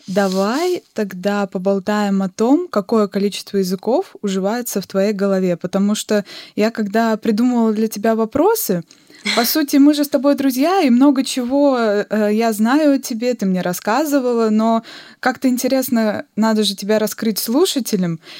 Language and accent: Russian; Yakutia, Sakha Republic, Russia; сама я, по сути, родилась в Азии, в Якутии